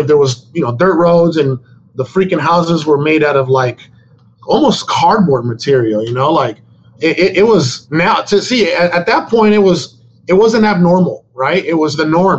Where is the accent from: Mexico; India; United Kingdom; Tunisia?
Mexico; Sonora; now in United States; I was born in Mexico. I was born in Sonora, Mexico